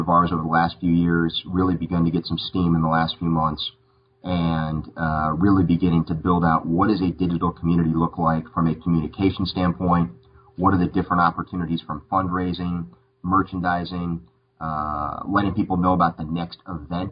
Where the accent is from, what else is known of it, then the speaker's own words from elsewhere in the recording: Tucson, Arizona, United States; moved away as an adult; now in North Carolina, United States; I was born in Tucson